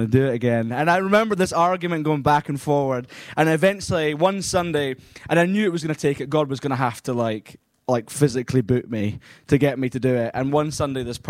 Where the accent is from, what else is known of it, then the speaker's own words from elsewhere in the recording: Scotland, United Kingdom; I am from Scotland